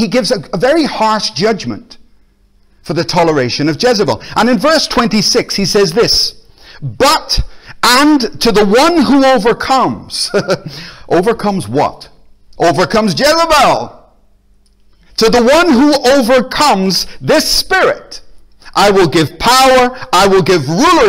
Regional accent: Belfast, Northern Ireland, United Kingdom; now in Glasgow, United Kingdom; I grew up in Belfast

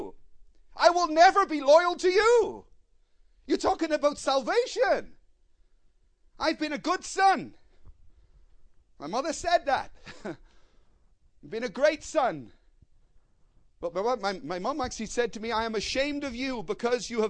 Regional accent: Belfast, Northern Ireland, United Kingdom; I come from Belfast. I heard many bombs in my life

